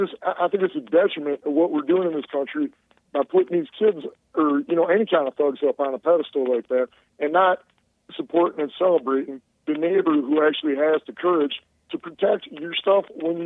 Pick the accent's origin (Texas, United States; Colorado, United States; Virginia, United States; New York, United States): Texas, United States; Houston; now in Wisconsin, United States; I grew up in Houston